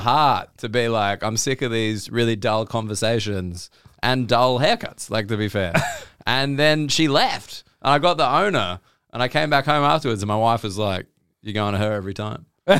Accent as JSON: {"language": "English", "country": "Australia", "moved": "yes", "lives_now": "United Kingdom", "said": "I'm Australian."}